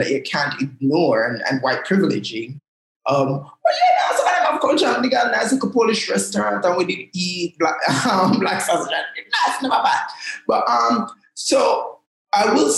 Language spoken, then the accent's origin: English; Jamaica; So I speak Jamaican. I laugh in Jamaican. I live in Jamaica and experience the world as a Jamaican